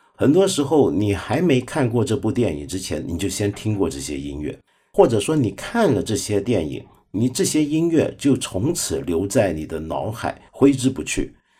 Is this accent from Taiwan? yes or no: no; China; 我们中国人